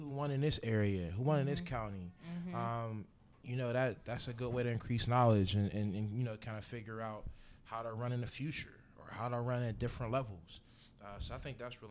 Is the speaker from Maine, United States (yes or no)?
no; Pittsburgh, Pennsylvania, United States; I'm from Homewood, which is City of Pittsburgh, District